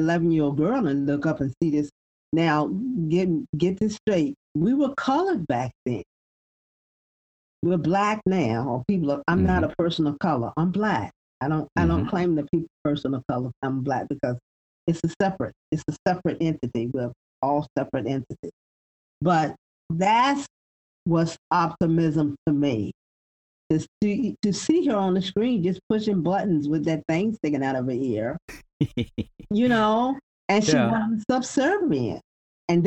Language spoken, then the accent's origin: English; the South, United States; I was born and raised in the South